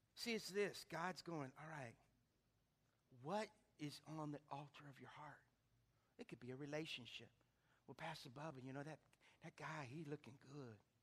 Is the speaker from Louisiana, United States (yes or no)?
yes; Lake Charles, Louisiana, United States; growing up in Lake Charles on Cactus Drive, 1221 Cactus Drive